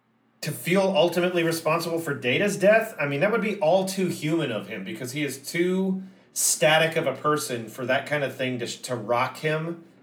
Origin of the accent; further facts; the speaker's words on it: United States; As much as I love being an American and I love our standard of living